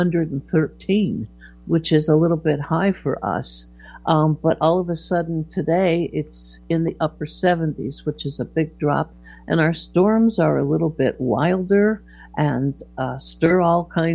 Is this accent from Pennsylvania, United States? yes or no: no; Hartford, Connecticut, United States; I was born in Hartford, Connecticut. I was a Connecticut Yankee